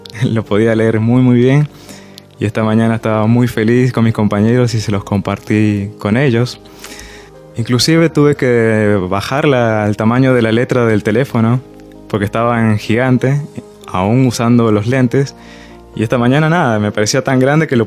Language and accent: Spanish; Peru; also born or lived in Mendoza, Argentina; vengo de Perú, 10 años viví en Mendoza, eh, me dedico a la gastronomía también hace, hace mucho tiempo.